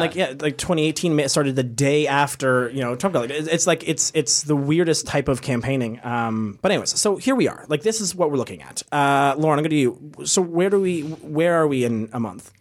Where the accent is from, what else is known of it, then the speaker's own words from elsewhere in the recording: Canada; I'm from Canada